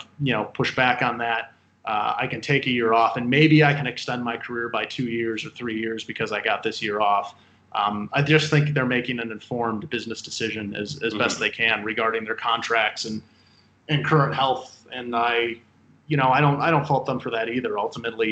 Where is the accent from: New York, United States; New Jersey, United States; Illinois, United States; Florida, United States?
Illinois, United States; Chicago; moved away; My hometown team, the Cubs